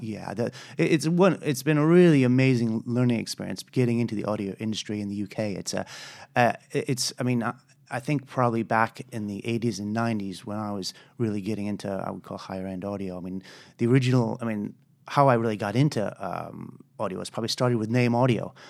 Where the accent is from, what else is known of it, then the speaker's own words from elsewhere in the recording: United States; moved away as an adult; also born or lived in Colorado / United Kingdom; I'm an American